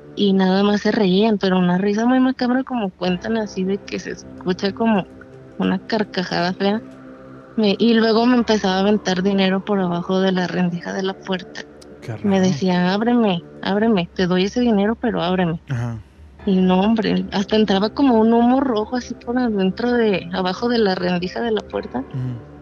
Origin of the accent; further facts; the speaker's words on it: Durango, Mexico; now in Tlajomulco de Zúñiga, Mexico; Yo soy de Durango, pero vivo en Jalisco